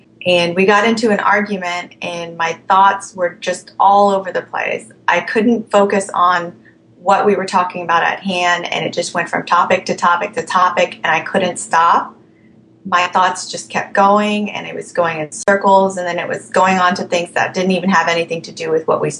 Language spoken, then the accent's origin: English; Alexandria, Virginia, United States; also born or lived in Thailand; I am from Alexandria, Virginia